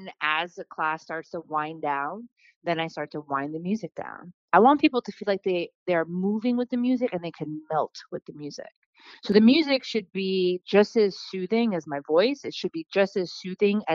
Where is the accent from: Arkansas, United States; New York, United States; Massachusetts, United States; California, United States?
New York, United States; North Fork of Long Island; also born or lived in Astoria, Queens, New York; now in Brooklyn, United States; I was born in Astoria, Queens. I was also raised out in the North Fork of Long Island.